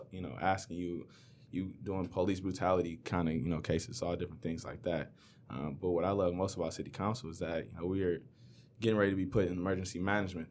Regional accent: Inkster, Michigan, United States; I grew up in Inkster

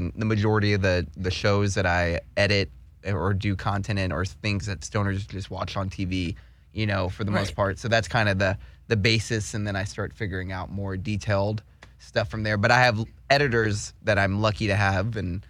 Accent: Houston, Texas, United States; now in California, United States; So I moved from Houston to Austin, and I went to school in Austin for a little bit, and I worked in music.

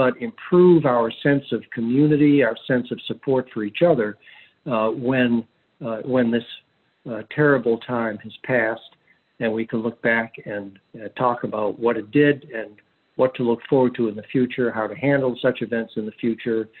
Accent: Charleston, South Carolina, United States; my hometown, which is Charleston, South Carolina

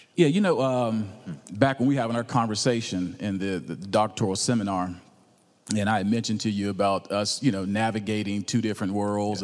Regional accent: Roanoke, Virginia, United States; also born or lived in Atlanta, Georgia; now in Marietta, United States; I was born in Roanoke, Virginia, but I've been in Atlanta uh, the last 28 years

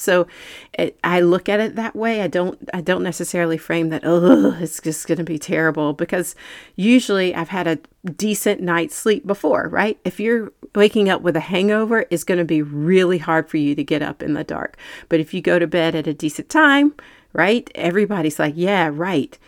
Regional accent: North Carolina, United States; also born or lived in Manhattan, New York; I grew up in North Carolina

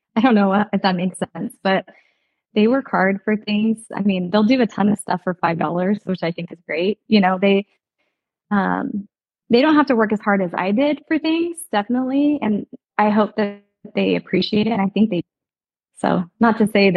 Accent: Citrus Heights, California, United States; I grew up in Citrus Heights. I still live in that same home

